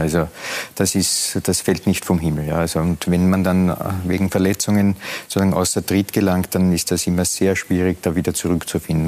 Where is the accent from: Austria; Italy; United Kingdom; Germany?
Austria; Lower Austria; Nein, ich bin Niederösterreicher.